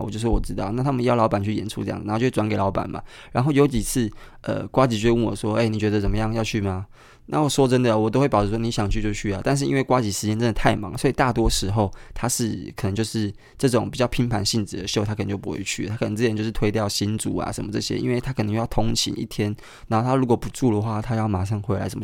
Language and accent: Chinese; Kaohsiung, Taiwan; moved away; 高雄，也就是我的故乡